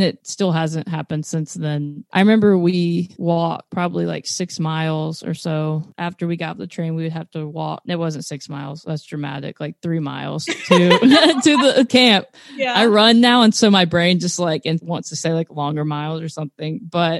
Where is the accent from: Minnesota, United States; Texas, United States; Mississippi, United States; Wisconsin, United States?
Texas, United States; now in Nashville, United States; I Southeast Texas. So I moved here actually to not